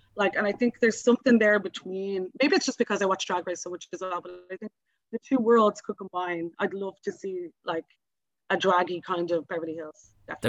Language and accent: English; Dublin, Leinster, Ireland; I live in Ringsend. I'm from Ringsend. All my family are from Ringsend